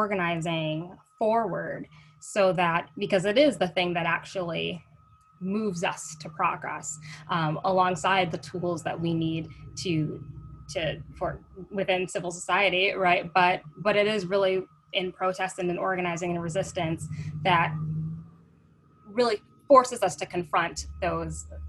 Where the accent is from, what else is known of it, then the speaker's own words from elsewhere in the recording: St. Paul, Minnesota, United States; growing up in Minnesota, as a Black girl in Minnesota, growing up in St. Paul